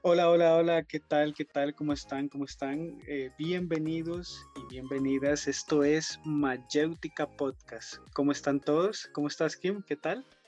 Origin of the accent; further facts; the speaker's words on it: Costa Rica; como buenos costarricenses